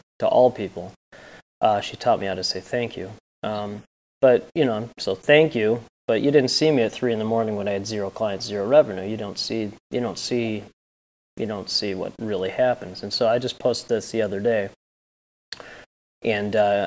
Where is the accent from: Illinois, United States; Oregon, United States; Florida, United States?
Illinois, United States; Northbrook; I grew up in Northbrook and live in Glenview.